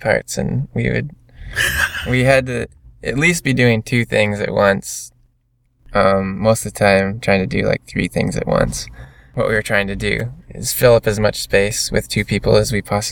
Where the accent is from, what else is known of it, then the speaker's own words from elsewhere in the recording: Michigan, United States; We're all from Michigan